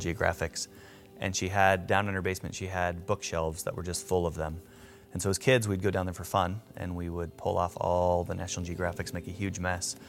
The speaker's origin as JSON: {"language": "English", "town": "Greeley", "region": "Colorado", "country": "United States", "said": "I am from Greeley, Colorado. Currently work here as a physician assistant"}